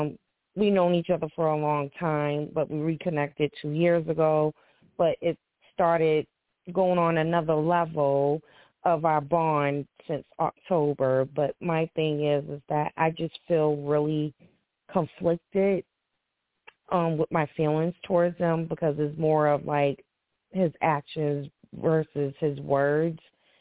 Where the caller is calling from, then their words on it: Boston, Massachusetts, United States; I'm from Boston, Massachusetts.